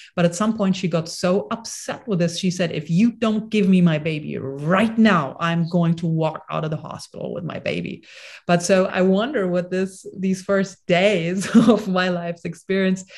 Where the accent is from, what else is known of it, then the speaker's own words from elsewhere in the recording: Bonn, North Rhine-Westphalia, Germany; I was born in Bonn, Germany at a hospital.